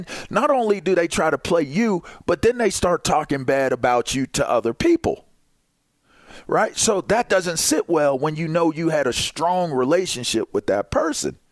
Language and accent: English; Westview, Pennsylvania, United States; When I played Pee Wee League football growing up in Westview